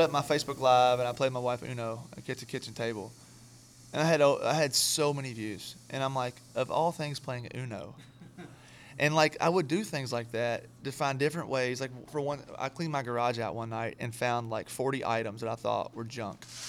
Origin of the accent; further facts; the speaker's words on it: Kentucky, United States; moved away as an adult; now in Nashville, United States; I'm from Kentucky originally